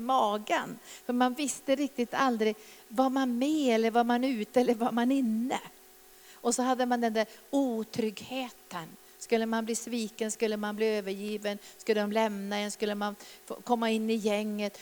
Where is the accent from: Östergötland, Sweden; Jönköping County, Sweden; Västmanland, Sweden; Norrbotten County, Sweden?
Norrbotten County, Sweden; när jag växte upp där i Norrbotten